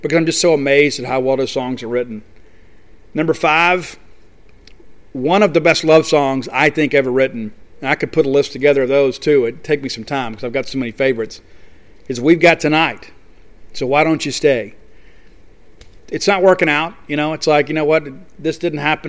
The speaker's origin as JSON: {"language": "English", "town": "Columbia", "region": "Mississippi", "country": "United States", "tie": "born or raised there", "said": "I was a radio music DJ for WCJU in my hometown of Columbia, Mississippi."}